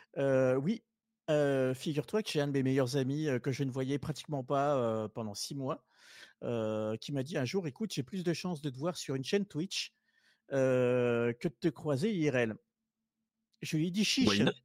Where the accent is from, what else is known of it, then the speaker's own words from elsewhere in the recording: southern France, France; moved away as an adult; je suis originaire du sud à la base. je suis monté après mon adolescence dans le nord.